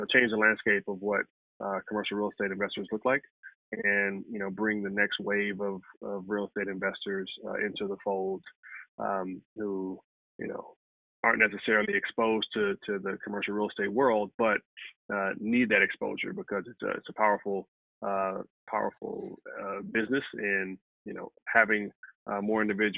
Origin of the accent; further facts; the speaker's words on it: Compton, California, United States; also born or lived in Stanford; I'm from Compton originally